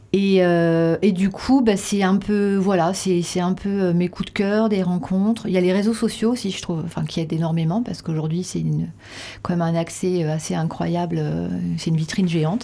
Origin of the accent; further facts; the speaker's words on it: Reims, Grand Est, France; also born or lived in Paris; now in Dax, France; je suis rémoise. Ah je suis née à Reims et j'ai passé après plus de 20 ans à Paris euh, pour mes études